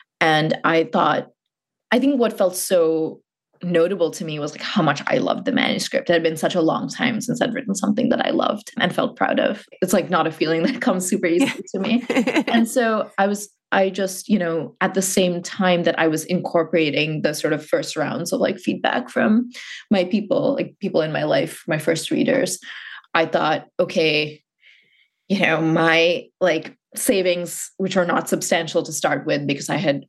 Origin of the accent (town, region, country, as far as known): Muscat, Oman; born or raised there